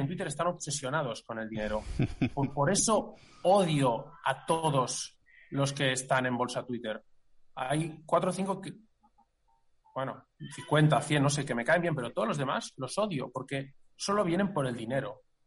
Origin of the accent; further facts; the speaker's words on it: Catalonia, Spain; somos catalanes